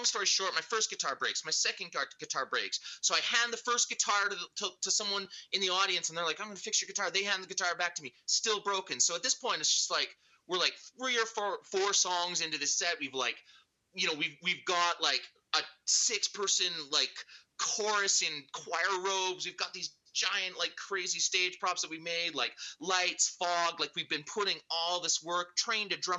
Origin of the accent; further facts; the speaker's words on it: Alberta, Canada; also born or lived in New Brunswick / England; now in Vancouver, Canada; I was born in New Brunswick, but I mean, I've spent most of my life in Alberta.